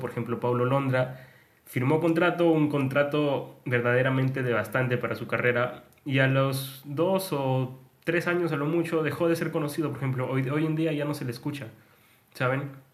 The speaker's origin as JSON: {"language": "Spanish", "country": "Peru", "said": "somos de Perú"}